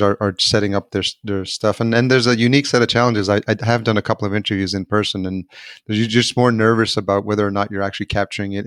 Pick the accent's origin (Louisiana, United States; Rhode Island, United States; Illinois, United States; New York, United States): New York, United States; Yonkers; I grew up in Yonkers.